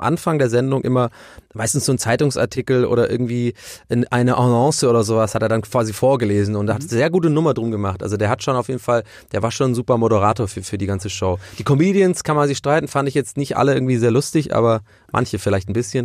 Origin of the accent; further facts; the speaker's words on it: Germany; also born or lived in Ireland; Ich bin erst mit äh, sieben oder acht nach Deutschland äh, eingewandert